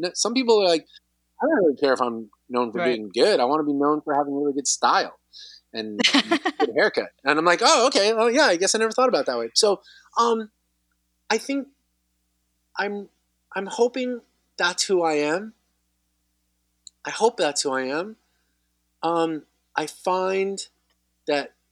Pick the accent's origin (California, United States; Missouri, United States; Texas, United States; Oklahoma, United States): California, United States; Southern; I grew up here in Southern California.